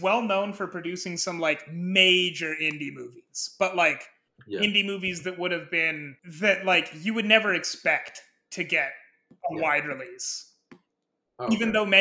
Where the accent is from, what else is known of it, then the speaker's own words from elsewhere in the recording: Nebraska, United States; growing up in Nebraska around that time